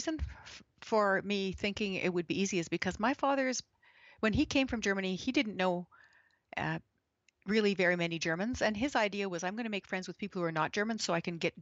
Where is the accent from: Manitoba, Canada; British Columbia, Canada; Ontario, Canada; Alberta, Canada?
Alberta, Canada; When I was growing up in Alberta, I was the only 5-year-old who could eat as well with chopsticks as Asian kids could